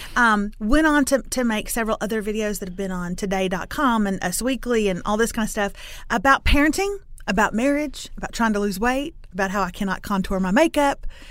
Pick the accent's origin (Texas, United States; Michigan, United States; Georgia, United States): Texas, United States; Lufkin; I'm from Lufkin, which is in East Texas, town of about forty thousand